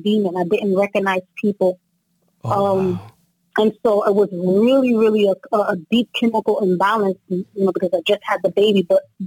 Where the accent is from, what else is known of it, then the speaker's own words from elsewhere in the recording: New Jersey, United States; Both of my parents are from Haiti, but I grew up in New Jersey, so I've been in the States basically all my life